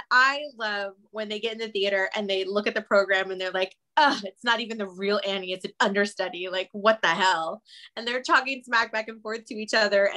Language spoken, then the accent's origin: English; Austin, Texas, United States; moved away as an adult; also born or lived in Los Angeles, California; I grew up in Texas. I'm actually back in Texas now, but when I lived in LA for 17 years